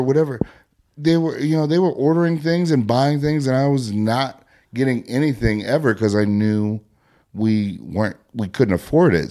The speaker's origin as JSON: {"language": "English", "town": "Prior Lake", "region": "Minnesota", "country": "United States", "tie": "born or raised there", "said": "when I was about six or seven, we moved from Minneapolis."}